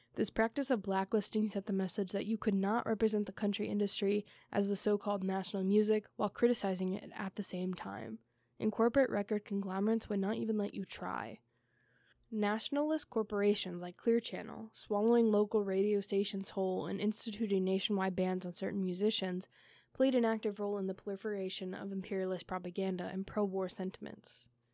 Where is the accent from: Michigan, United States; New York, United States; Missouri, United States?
Missouri, United States; now in Hanover, United States; I grew up in Missouri